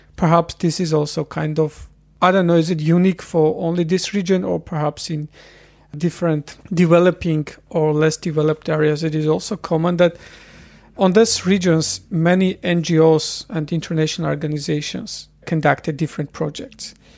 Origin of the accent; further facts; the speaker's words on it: Dilijan, Tavush, Armenia; moved away as an adult; now in Vienna, Austria; I was born in Armenia in a small city, which is located in the territory of National Park. And since childhood, I spent a lot of time in the nature.